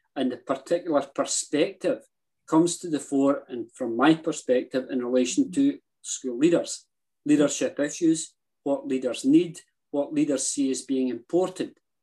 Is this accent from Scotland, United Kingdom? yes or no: yes; Motherwell, Scotland, United Kingdom; I was born and brought up in Motherwell.